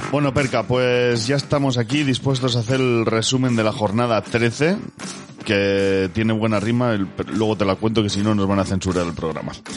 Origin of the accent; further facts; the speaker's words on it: Basque Country, Spain; soy vasco